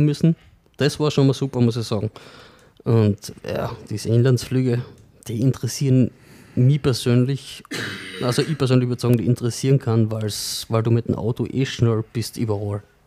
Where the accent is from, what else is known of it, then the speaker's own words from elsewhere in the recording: Sankt Veit an der Glan, Carinthia, Austria; gebürtig aus St. Veit, beziehungsweise aktuell im Klangfahrtshaus